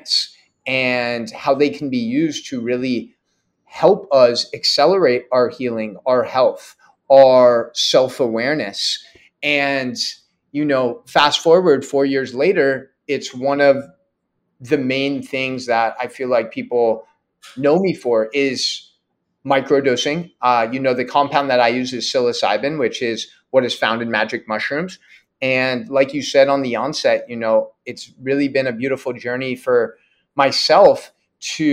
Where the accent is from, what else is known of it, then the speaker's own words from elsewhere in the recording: San Mateo, California, United States; also born or lived in Oregon; born and raised in the Bay Area in a city 20 minutes south of San Francisco called San Mateo.